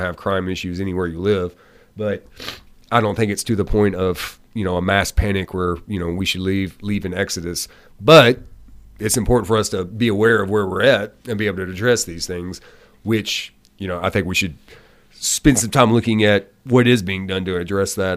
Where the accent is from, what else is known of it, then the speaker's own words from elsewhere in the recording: Hopkinsville, Kentucky, United States; also born or lived in Louisville, Kentucky; now in Glasgow, United States; I'm from Hopkinsville. I've lived in the Louisville area